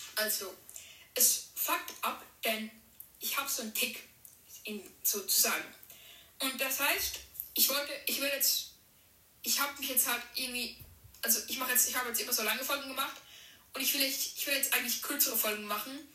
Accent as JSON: {"language": "German", "country": "Switzerland", "said": "bin 13, komme aus der Schweiz"}